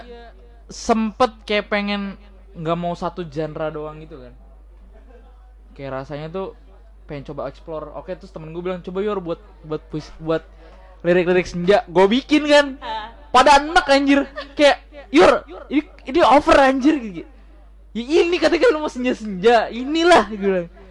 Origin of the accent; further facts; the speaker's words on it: Java, Indonesia; nggak bisa bahasa Jawa walaupun gua orang Jawa